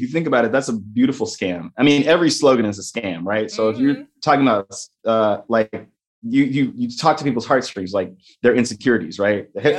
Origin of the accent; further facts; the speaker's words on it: Dallas, Texas, United States; I'm from Dallas. Yeah. I went to Munger and I went to New Hope Baptist Church in Sunny South.